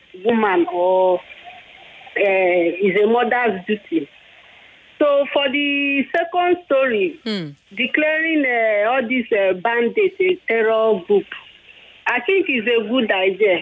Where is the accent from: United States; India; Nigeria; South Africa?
Nigeria; also born or lived in Agbara, Ogun State; as a Nigerian